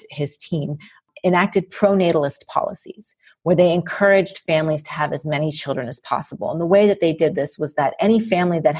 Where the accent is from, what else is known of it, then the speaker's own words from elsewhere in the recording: Southern California, United States; also born or lived in Minneapolis, Minnesota; my father decided then and there that it was time for us to pick up and move to Southern California.